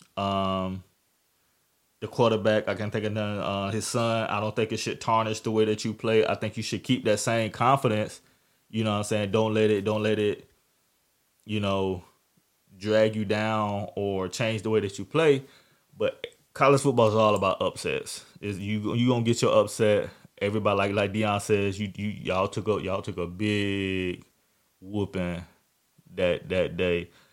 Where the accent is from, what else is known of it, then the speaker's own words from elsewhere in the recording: Jacksonville, Florida, United States; my hometown